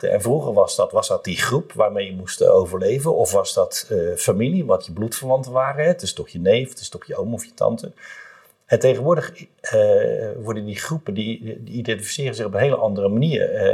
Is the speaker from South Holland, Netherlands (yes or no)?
yes; Rotterdam, South Holland, Netherlands; En het is gewoon superleuk om te roepen, ik ben een Rotterdammer of ik ben Feyenoorder.